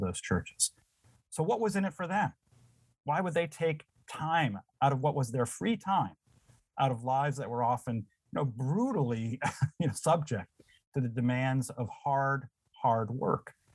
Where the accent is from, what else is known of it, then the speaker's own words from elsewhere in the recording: Windsor, Connecticut, United States; moved away; I grew up in a town, Windsor, Connecticut